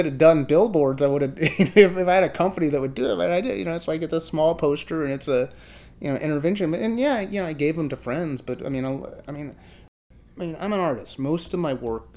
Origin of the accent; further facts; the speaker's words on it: Chicago, Illinois, United States; I grew up in Chicago. I grew up on the south side of Chicago